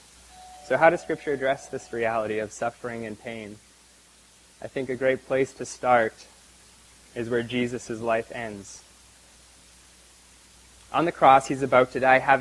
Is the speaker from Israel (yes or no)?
no; Canada; moved away; my hometown back in Canada